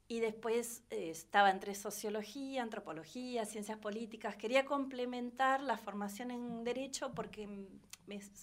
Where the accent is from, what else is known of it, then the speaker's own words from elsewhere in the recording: Bonifacio, Buenos Aires Province, Argentina; born there; also born or lived in Henderson / Salazar / La Plata; Yo fui una migrante toda mi vida desde que nací. Nací en Bonifacio, Laguna Alcina, partido de Guaminí, ah, cerca de Pigüé, Bahía, eh, está a doscientos y pico de kilómetros también de Bahía, pero provincia de Buenos Aires.